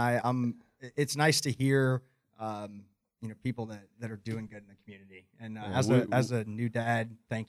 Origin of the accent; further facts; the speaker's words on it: Winter Park, Florida, United States; I was Winter Park.